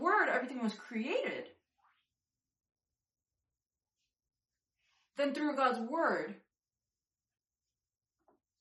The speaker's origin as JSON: {"language": "English", "region": "New York", "country": "United States", "said": "I'm a New Yorker"}